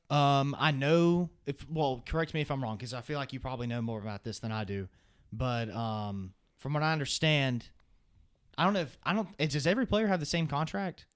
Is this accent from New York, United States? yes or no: no; Alabama, United States; I'm from the state of Alabama